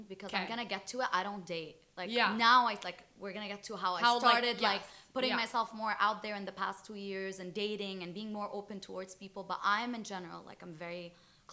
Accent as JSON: {"language": "English", "country": "Lebanon", "tie": "born or raised there", "moved": "as an adult", "lives_now": "Dubai, United Arab Emirates", "said": "So I'm fully Lebanese. I grew up in Lebanon my whole life"}